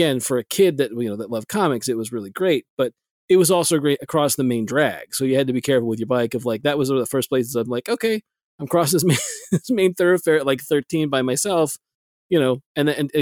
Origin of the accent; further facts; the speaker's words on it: South Texas, United States; moved away; my hometown, South Texas